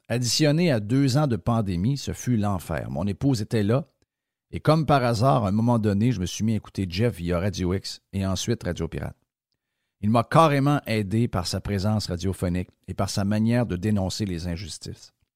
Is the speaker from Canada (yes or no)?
yes; Quebec, Canada